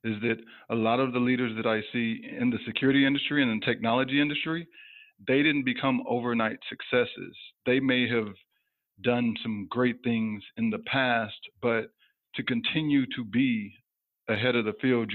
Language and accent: English; Texas, United States; moved away as an adult; also born or lived in Houston, Texas / California; now in San Francisco Bay Area, United States; I'm actually from Texas. So I grew up small town in Texas and around about 30,000 people.